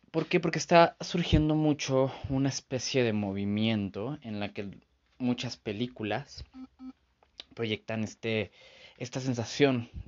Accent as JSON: {"language": "Spanish", "region": "San Luis Potosí", "country": "Mexico", "said": "soy de San Luis Potosí, entonces aquí se hace un súper relajo, en serio."}